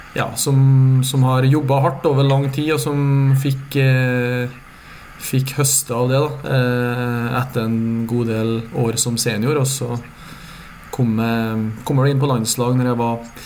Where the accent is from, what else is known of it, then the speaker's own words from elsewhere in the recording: near the Swedish border, Trøndelag, Norway; also born or lived in Meråker; i Trøndelag, der jeg kommer fra. Så det, det er jo der jeg er oppvokst